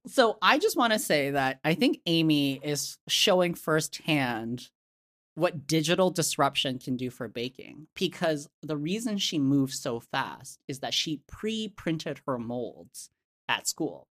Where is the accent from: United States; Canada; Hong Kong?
Hong Kong; I was born in Hong Kong, my family's from Hong Kong.